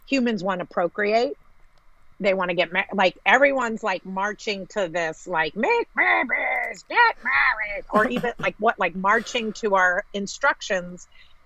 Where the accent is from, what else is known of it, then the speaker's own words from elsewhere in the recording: United States; I'm American.